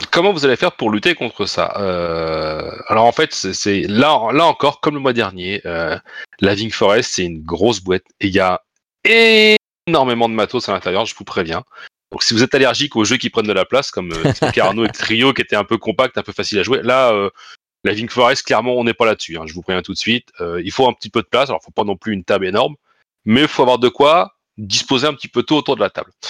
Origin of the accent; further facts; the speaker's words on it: Normandy, France; On est normand